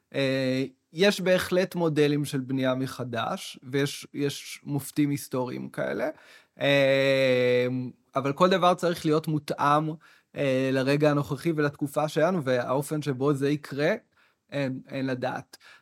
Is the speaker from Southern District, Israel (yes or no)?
yes; Arava, Southern District, Israel; now in Tel Aviv, Israel; אני בא בעצמי מהספר, גדלתי בערבה בכלל